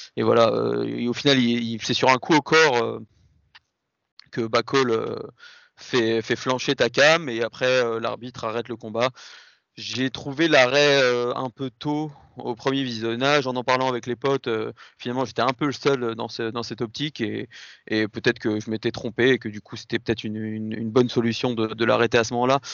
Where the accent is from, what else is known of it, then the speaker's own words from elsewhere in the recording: France; en tant que Français